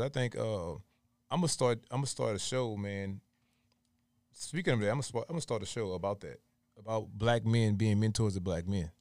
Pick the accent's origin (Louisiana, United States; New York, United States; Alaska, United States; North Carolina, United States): Louisiana, United States; moved away; I'm from, originally from Louisiana